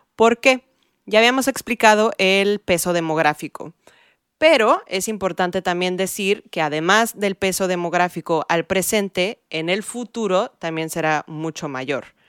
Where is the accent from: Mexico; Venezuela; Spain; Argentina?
Mexico; Mexico City; also born or lived in California; now in New York, United States; crecí en la Ciudad de México